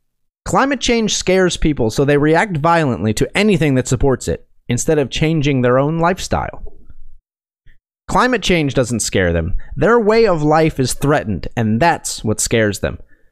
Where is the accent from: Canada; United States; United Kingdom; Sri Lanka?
Canada; Saskatoon, Saskatchewan; now in Moose Jaw, Canada; I grew up in Saskatoon and now live in Moose Jaw.